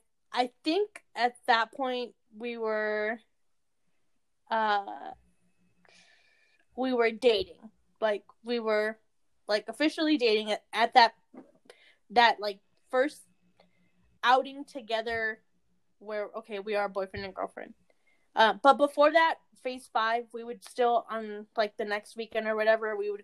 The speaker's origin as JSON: {"language": "English", "region": "California", "country": "United States", "said": "I'm from California."}